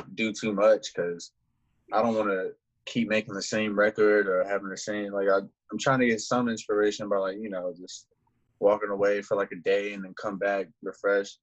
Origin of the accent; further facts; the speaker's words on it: Raleigh, North Carolina, United States; also born or lived in Greenwood, South Carolina; I rep Raleigh. I moved here at a young age